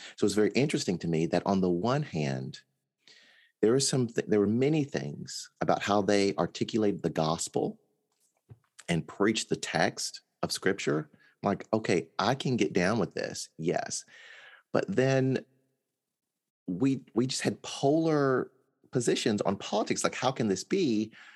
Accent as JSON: {"language": "English", "region": "Mississippi", "country": "United States", "tie": "born or raised there", "said": "I was born in Mississippi."}